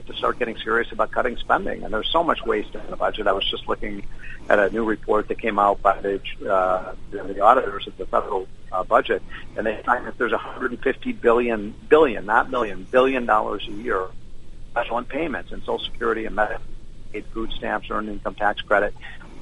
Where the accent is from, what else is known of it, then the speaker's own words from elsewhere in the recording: Chicago, Illinois, United States; I'm from Chicago.